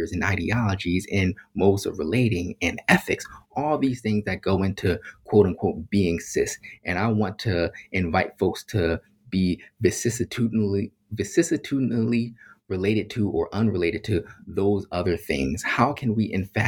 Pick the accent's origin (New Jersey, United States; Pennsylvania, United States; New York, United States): Pennsylvania, United States; Philadelphia; I grew up in Philadelphia around a whole bunch of Black folks